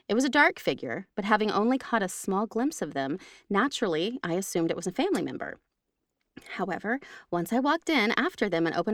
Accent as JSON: {"language": "English", "region": "England", "country": "United Kingdom", "said": "I'm from England. Next sentence. I'm from"}